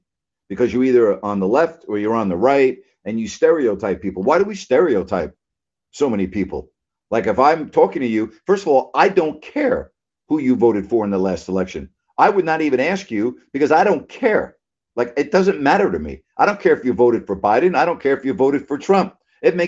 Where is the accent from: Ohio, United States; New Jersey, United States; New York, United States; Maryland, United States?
New York, United States; Long Island; now in South Florida, United States; But I didn't live in New York City. I lived out on Long Island.